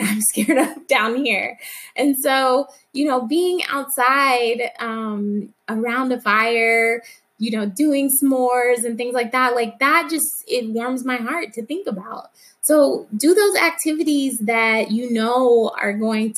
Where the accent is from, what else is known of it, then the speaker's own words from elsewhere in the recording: Alabama, United States; a fair that used to come to my hometown in Alabama every fall.